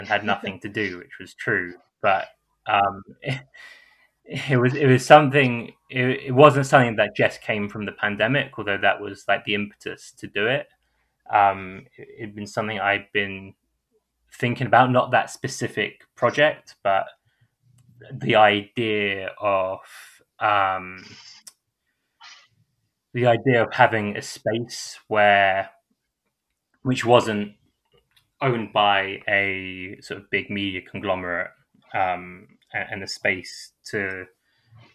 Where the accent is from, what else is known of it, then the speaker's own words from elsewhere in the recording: London, United Kingdom; also born or lived in Bounds Green, London; I grew up in St. Newington, and then after that, my family moved to Bounds Green, which is in the north of London.